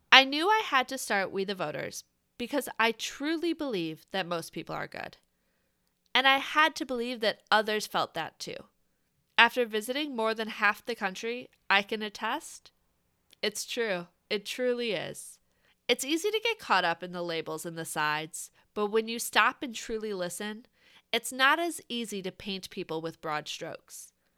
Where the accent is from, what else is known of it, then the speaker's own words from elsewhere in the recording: Wisconsin, United States; I grew up in Wisconsin in a close-knit family